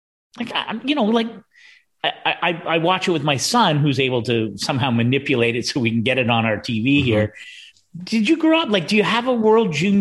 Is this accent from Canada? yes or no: yes; Canada; I'm Canadian